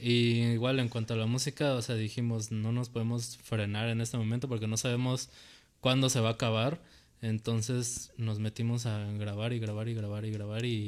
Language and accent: Spanish; Mexico; a los mexicanos nos da pena decir que somos mexicanos